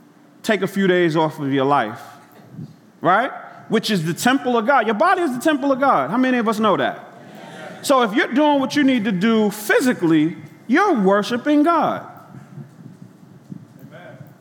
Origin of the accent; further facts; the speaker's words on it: New York City, New York, United States; I grew up in Brooklyn